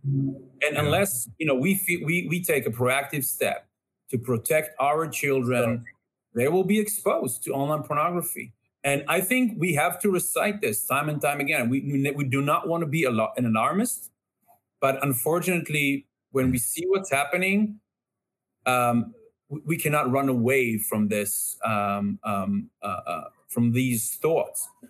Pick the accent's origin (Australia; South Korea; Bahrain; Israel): Israel; growing up in Israel